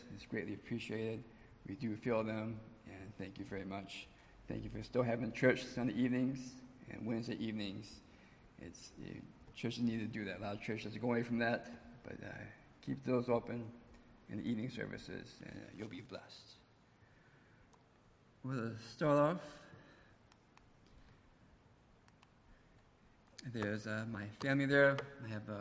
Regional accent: Ypsilanti, Michigan, United States; moved away; Born and raised in Ypsilanti

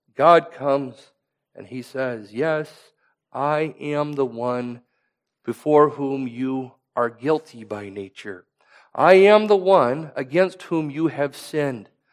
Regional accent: Iowa, United States; I come from Iowa, where there's farmland that is passed down from generation to generation

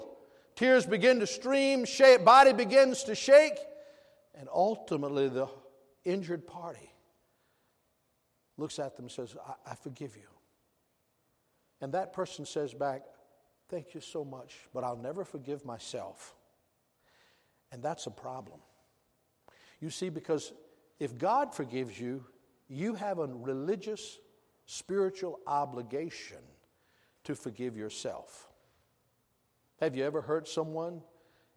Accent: American South, United States; I'm also proud to be a Southerner

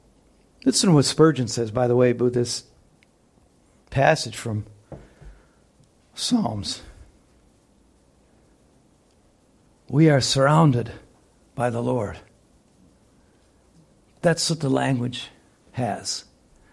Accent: United States; I'm an American

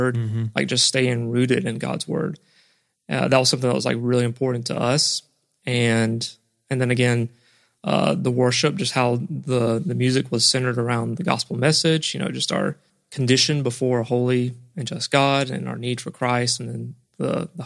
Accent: Nashville, Georgia, United States; I grew up, outside of Nashville, Georgia, in Berrien County, which is basically in the southern part

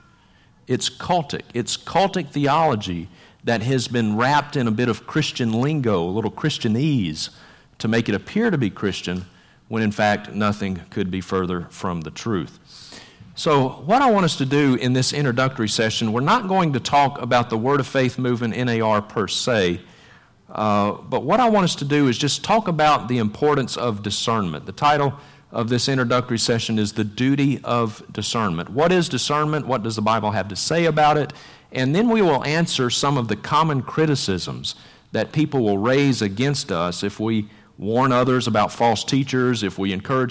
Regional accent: Vicksburg, Mississippi, United States; my hometown of Vicksburg, Mississippi

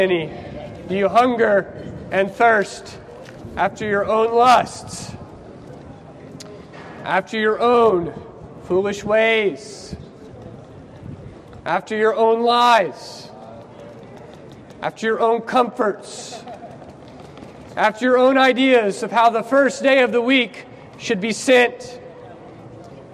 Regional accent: United States; moved away; I'm from America

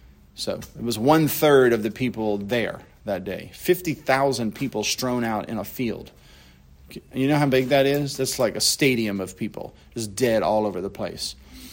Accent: Louisiana, United States; Us folks down here in Louisiana

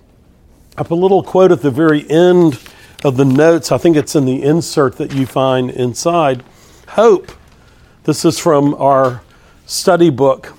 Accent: Texas, United States; I'm from Texas

